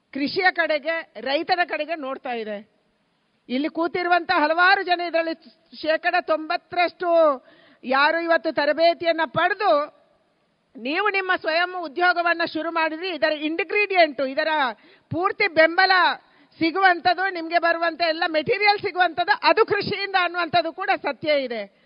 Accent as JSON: {"language": "Kannada", "area": "Dakshina Kannada, Udupi", "region": "Karnataka", "country": "India", "said": "ನಾವು ದಕ್ಷಿಣ ಕನ್ನಡ ಉಡುಪಿಯವರು"}